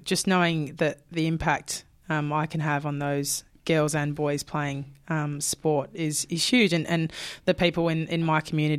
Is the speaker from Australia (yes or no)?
yes; Perth, Western Australia, Australia; moved away as an adult; now in Brisbane, Australia; And I moved from Perth to Brisbane at 19, which is a huge move